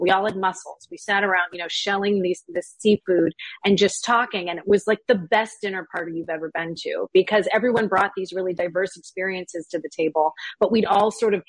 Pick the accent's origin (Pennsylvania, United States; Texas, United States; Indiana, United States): Pennsylvania, United States; Pittsburgh; I'm from Pittsburgh, which you'll know if you talk to me for 10 seconds.